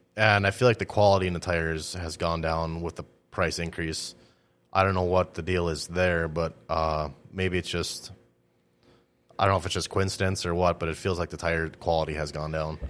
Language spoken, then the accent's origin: English; Greenbush, Minnesota, United States; I grew up in Greenbush